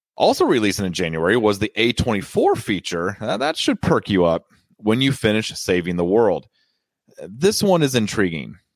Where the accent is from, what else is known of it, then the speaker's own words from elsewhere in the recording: Washington, District of Columbia, United States; my hometown of Washington, D C